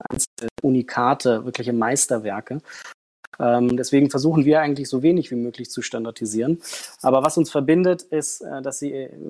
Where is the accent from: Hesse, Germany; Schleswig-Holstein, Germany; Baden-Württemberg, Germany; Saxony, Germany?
Hesse, Germany; Frankfurt; Ich bin in Frankfurt aufgewachsen und habe da ähm, in einem Catering Service und auch in einem Hotel am Empfang gearbeitet.